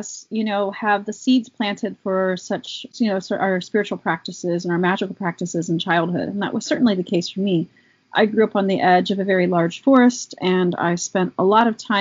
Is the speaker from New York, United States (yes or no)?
no; Allegheny Mountains, Laurel Highlands, Pennsylvania, United States; I grew up in the Allegheny Mountains, you know, specifically there's lots of different spots, the Laurel Highlands region